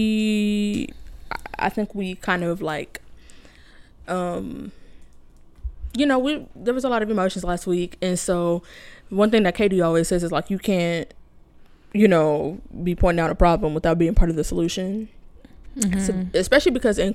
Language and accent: English; United States; I'm very lucky to have grown up in a community of black people, so I have been in touch with my history as much as you can as a black American